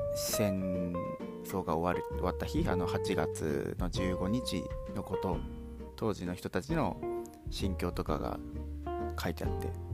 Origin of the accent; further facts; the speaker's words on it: Hiroshima, Japan; 僕、まあ、広島に生まれて、ずっと広島で住んできて